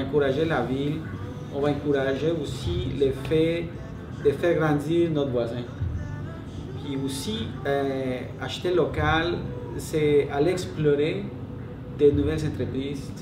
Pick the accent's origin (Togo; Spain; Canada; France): Canada; Greenfield Park, Quebec; moi je ne viens pas de Saint-Lambert, je viens de Greenfield Park